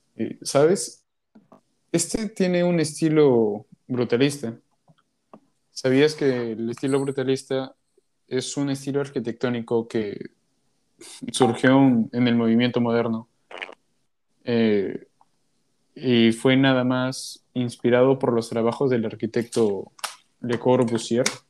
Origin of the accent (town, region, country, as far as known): Peru